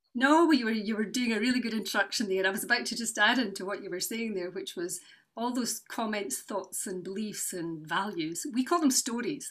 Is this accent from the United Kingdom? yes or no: yes; Newport-on-Tay, Scotland, United Kingdom; also born or lived in Edinburgh / Western Isles; now in Cupar, United Kingdom; I grew up in North East Fife, uh, in Newport and Galway